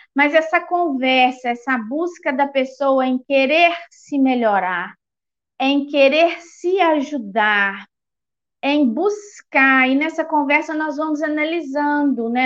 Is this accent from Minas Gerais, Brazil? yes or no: yes; Eugenópolis, Minas Gerais, Brazil; eu sou da cidade de Eugenópolis, Minas Gerais